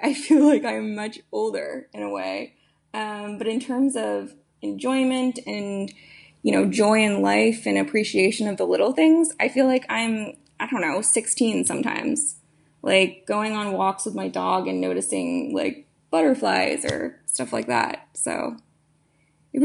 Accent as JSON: {"language": "English", "region": "Florida", "country": "United States", "tie": "born or raised there", "also_born_or_lived": "Boston", "said": "So I was originally born in Boston, and then moved down to Florida, where I spent, I've been there ever since I was seven, but actually went back up north for undergrad and then moved back to Florida."}